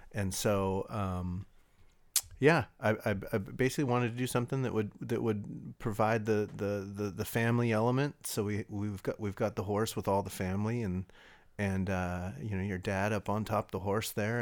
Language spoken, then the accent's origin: English; California, United States; also born or lived in Lafayette, California; I came from probably one of the worst water polo programs in, in the state of California out of high school